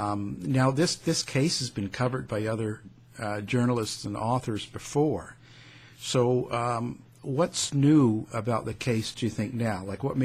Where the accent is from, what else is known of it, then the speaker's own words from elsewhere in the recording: Canada; moved away; also born or lived in Seattle; I'm from Canada